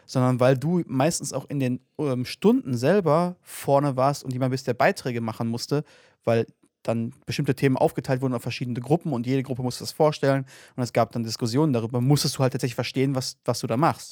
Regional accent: North Rhine-Westphalia, Germany; wir kommen ja aus NRW ähm, und hier gibt es ja Gesamtschulen

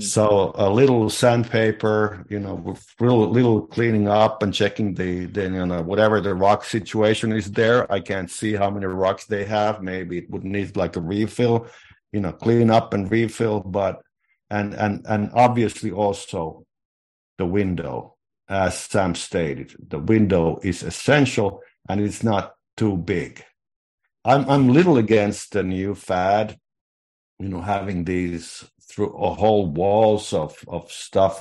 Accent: Finland; moved away; I was growing up in Finland in the, in the sixties

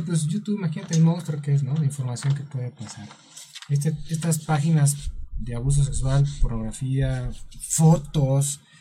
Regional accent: Mexico

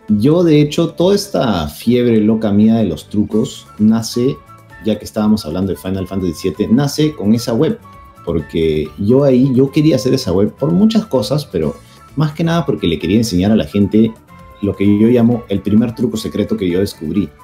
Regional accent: Peru; aquí en mi país, en el Perú

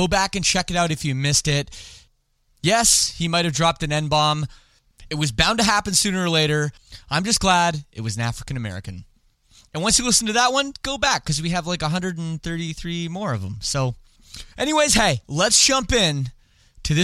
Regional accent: Canada; I don't speak French despite being Canadian.

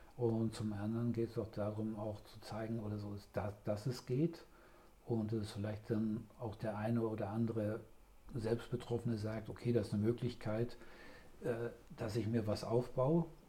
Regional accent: Ruhr area, near Dortmund, North Rhine-Westphalia, Germany; komme gebürtig aus dem Ruhrgebiet, in, aus der Nähe von Dortmund

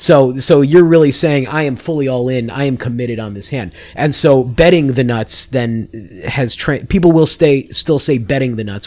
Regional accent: Chicago, Illinois, United States; also born or lived in Las Vegas, Nevada; I moved to Chicago when I was six.

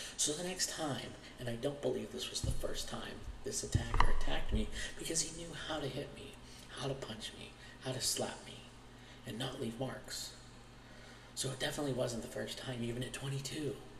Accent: Pittsburgh, Pennsylvania, United States; I'm from Pittsburgh, Pennsylvania, born and raised

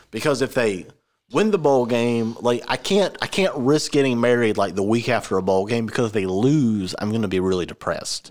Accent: Georgia, United States; I'm from Georgia

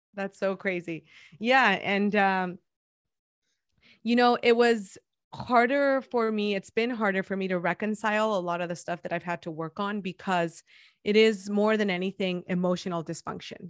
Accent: Guadalajara, Jalisco, Mexico; English is a second language; moved away as an adult; now in San Diego, United States; I'm thirty-four years old, and I was born and raised in Guadalajara, Jalisco

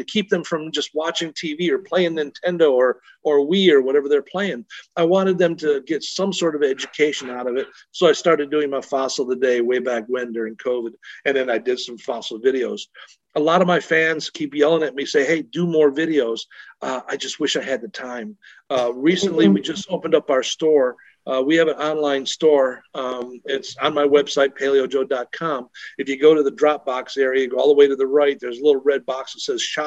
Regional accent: New York, United States; moved away as an adult; also born or lived in Europe; growing up in New York State

